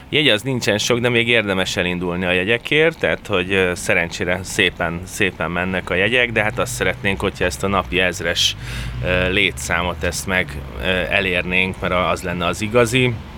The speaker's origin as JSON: {"language": "Hungarian", "region": "Budapest", "country": "Hungary", "tie": "born or raised there", "said": "én Budapesten születtem"}